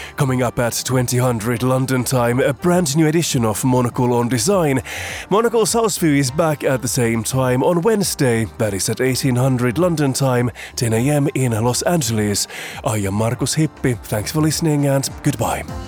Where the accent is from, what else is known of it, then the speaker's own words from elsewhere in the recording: Finland; moved away; my home country of Finland